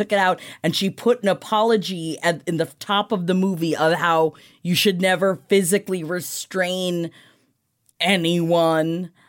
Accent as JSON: {"language": "English", "region": "New York", "country": "United States", "tie": "born or raised there", "said": "I grew up in New York. I had no idea."}